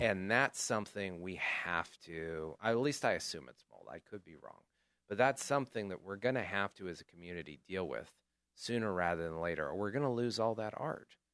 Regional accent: Chico, California, United States; I grew up in Chico, so I have a lot of fond memories of the El Rey

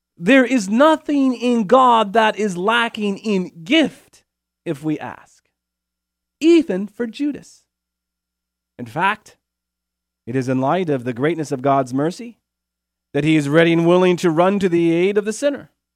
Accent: Chico, California, United States; also born or lived in Steubenville; my hometown here in Chico, California

